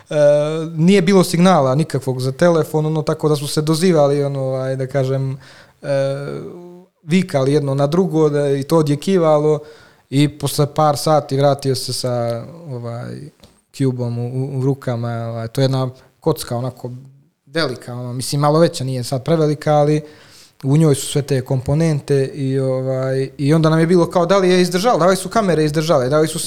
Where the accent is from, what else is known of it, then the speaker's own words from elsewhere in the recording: Montenegro; also born or lived in Italy / Switzerland; rijeku Crnović odakle sam ja